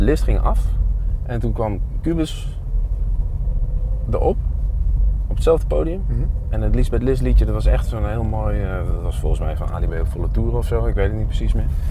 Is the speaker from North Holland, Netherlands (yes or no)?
no; Zwolle, Overijssel, Netherlands; ja, we komen uit Zwolle. En daar zijn we trots op